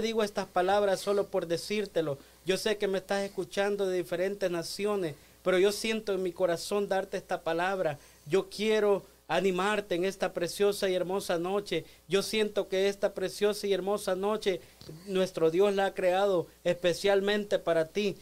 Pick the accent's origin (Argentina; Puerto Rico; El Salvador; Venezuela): El Salvador; yo soy del Salvador